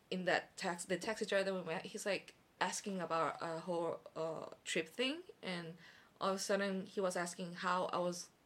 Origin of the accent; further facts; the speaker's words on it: South Korea; Especially because Korean is not my first language, even though I'm Korean.